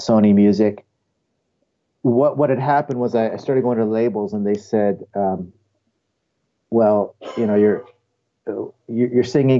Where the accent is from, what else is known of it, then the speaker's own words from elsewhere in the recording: Toronto, Ontario, Canada; also born or lived in Ohio, United States / Northern California, United States; now in California, United States; I was born in Ohio. But then when I was just a kid, we moved to Canada, and I grew up near the Toronto area.